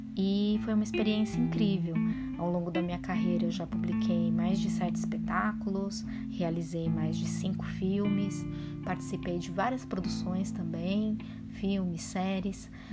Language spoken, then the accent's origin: Portuguese; São Paulo, Brazil; Eu sou da periferia de São Paulo e gente tem uma infância assim com muitos desafios, né, quando a gente cresce na periferia